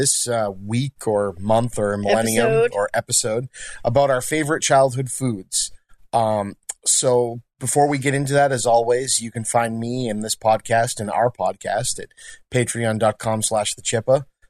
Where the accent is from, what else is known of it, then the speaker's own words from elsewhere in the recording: Lynn, Massachusetts, United States; we happen to be from Lynn, Massachusetts